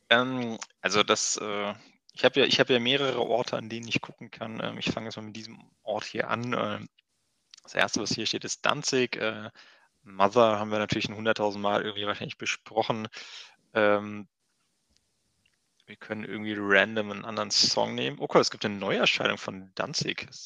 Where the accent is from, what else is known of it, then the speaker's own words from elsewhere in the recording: Switzerland; Ich komme aus der Schweiz und ich würde, ah. wenn du Bock hast, äh, von der Schweiz halt nach Koblenz fahren.